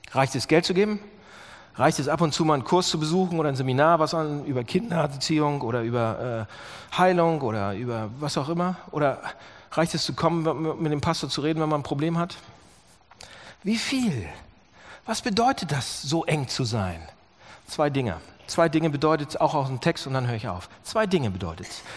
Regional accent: Germany

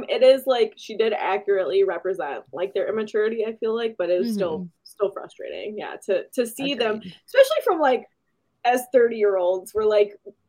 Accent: Michigan, United States; we're from Michigan, so or Shelby and I are from Michigan

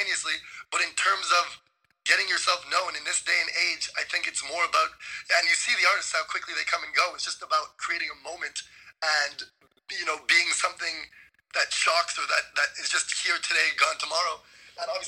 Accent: Montreal, Quebec, Canada; also born or lived in Waterloo; I'm from Montreal.

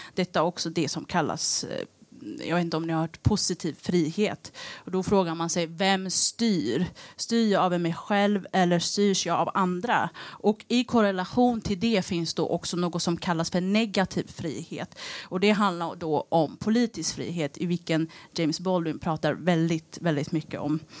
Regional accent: Eritrea; now in Sweden; där jag kommer ifrån, Eritrea

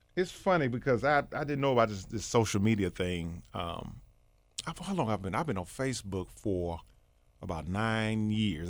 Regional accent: East St. Louis, Illinois, United States; born in Saint Louis, but I was born in, well, I was raised in East Saint Louis, Illinois.

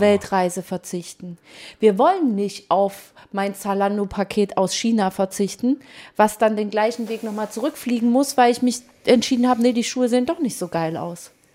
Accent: East Germany, Germany; ich komme auch aus dem Osten

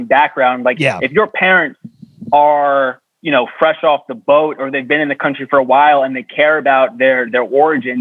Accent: Long Island, New York, United States; I grew up on Long Island

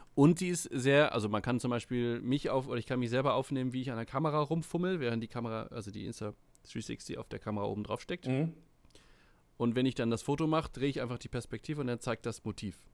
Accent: Sylt, Schleswig-Holstein, Germany; ich bin auf der Insel aufgewachsen, auf Sylt

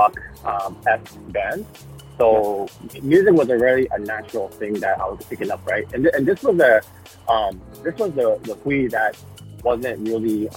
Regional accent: Fremont, California, United States; also born or lived in San Jose / Oakland; now in San Mateo, United States; I was born and raised in Fremont, Union City area.

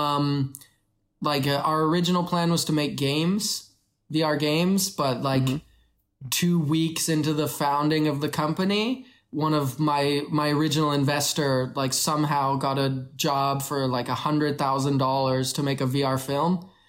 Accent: Canada; moved away as an adult; also born or lived in Kenya / Vancouver, Canada; now in China; I was born in Kenya, grew up in Canada.

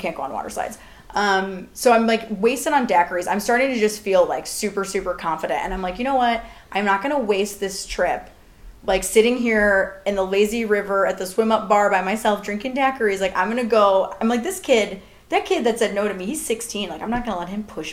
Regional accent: North Royalton, Ohio, United States; I'm actually known in my hometown as, like, one of the best swimmers to ever come out of North Royalton High School

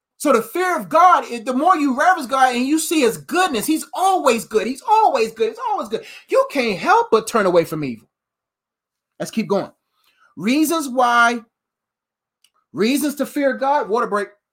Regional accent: United States; Before I'm an American man, I'm a kingdom man.

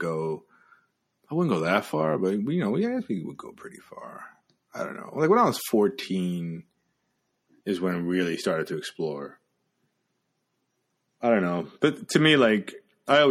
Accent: New York, United States; I grew up in New York

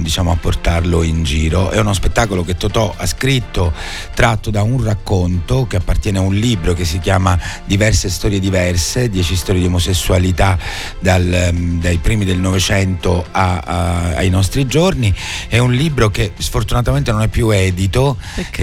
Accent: San Giuseppe Jato, Sicily, Italy; moved away as an adult; also born or lived in Rome, Italy; now in Palermo, Italy; la mia provenienza, che è quella di un certo. piccolo paesino, io sono di San Giuseppe Iato, in provincia di Palermo

